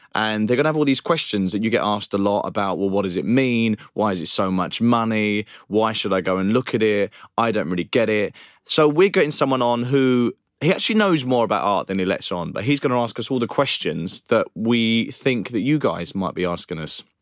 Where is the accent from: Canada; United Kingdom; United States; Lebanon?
United Kingdom; Romford, London; I personally have an experience growing up in Romford and Essex